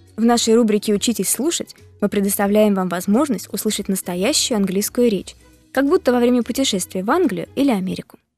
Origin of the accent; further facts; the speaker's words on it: Moscow, Russia; I am from Moscow too. Я тоже из Москвы.